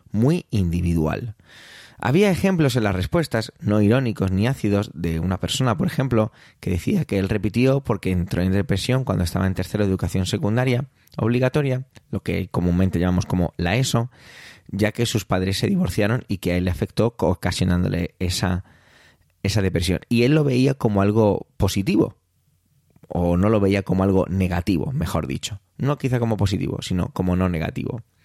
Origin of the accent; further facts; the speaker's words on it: Spain; en mi país, aquí en España